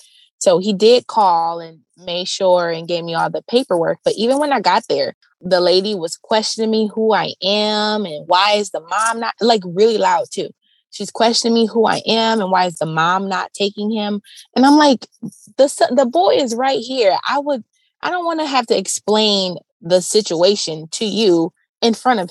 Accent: about 2 hours from Cleveland, closer to Michigan, Ohio, United States; now in Cleveland, United States; I'm about 2 hours away, like closer to Michigan is where I'm from

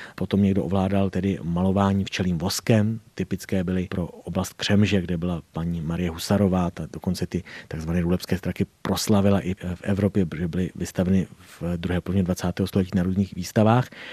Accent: Doudlebsko, South Bohemian Region, Czechia; u nás na Rudebsku

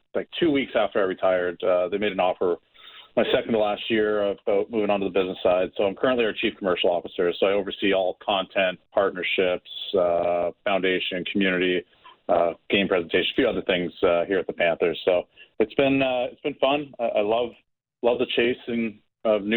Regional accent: Oshawa, Ontario, Canada; I was able to be drafted by my hometown team. I'm from Oshawa

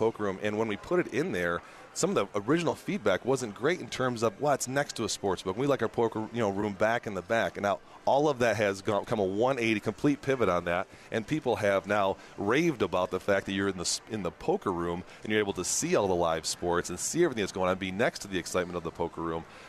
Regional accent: Michigan, United States; now in New Orleans, United States; I'm originally from Michigan

